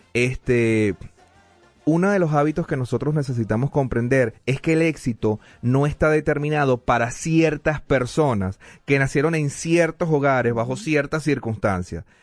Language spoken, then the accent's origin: Spanish; Venezuela; now in Denver, United States; decimos en Venezuela